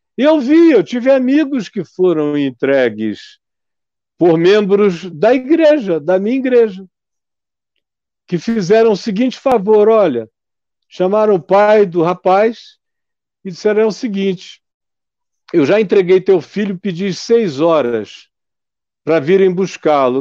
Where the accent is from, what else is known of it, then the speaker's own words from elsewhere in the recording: Amazonas, Brazil; Eu sou amazonense